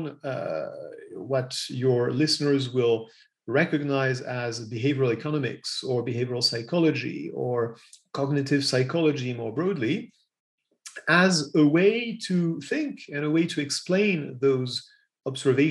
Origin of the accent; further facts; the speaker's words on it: Paris, Île-de-France, France; accent: French; English is a second language; also born or lived in United States / England; I'm French. You've probably heard that in my accent already. I was born in Paris and I still live in Paris.